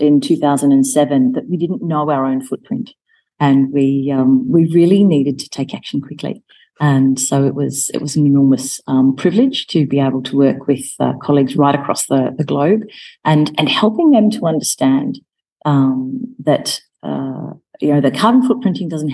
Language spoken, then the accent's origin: English; Melbourne, Victoria, Australia; moved away as an adult; also born or lived in United Kingdom / Rome, Italy; now in Nairobi, Kenya; my hometown of Melbourne